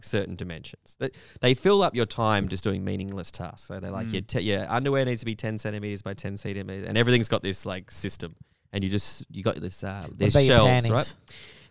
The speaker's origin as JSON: {"language": "English", "town": "Perth", "region": "Western Australia", "country": "Australia", "said": "I was from Perth"}